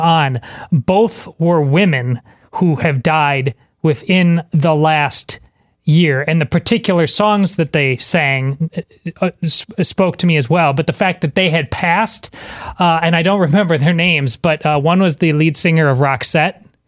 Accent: Madison, Wisconsin, United States; moved away; my hometown of, uh, Madison, Wisconsin

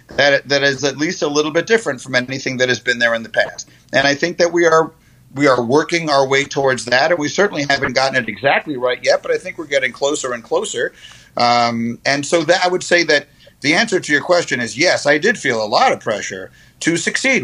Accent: New York, United States; I grew up in New York in the 70s.

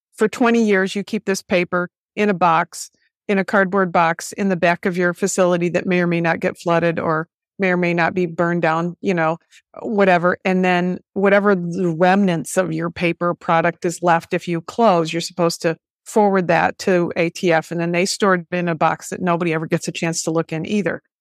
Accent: United States; I'm an American.

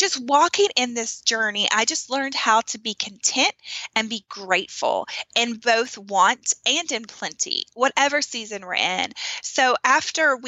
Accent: the South, United States; growing up in America, in the South

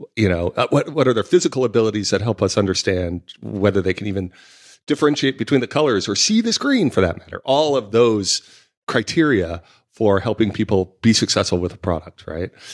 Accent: San Francisco, California, United States; now in London, United Kingdom; I was from San Francisco

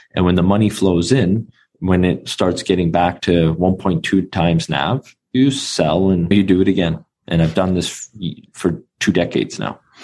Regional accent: Vancouver, British Columbia, Canada; being born and raised in Vancouver, Canada

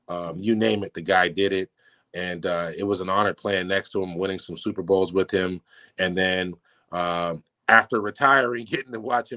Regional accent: San Francisco, California, United States; moved away as an adult; now in Newport, United States; getting to go home for a couple years in my hometown and home state and playing in San Francisco

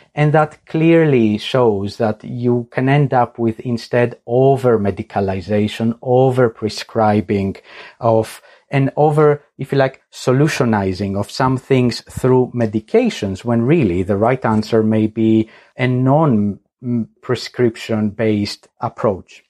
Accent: Greece; moved away; I am originally from Greece

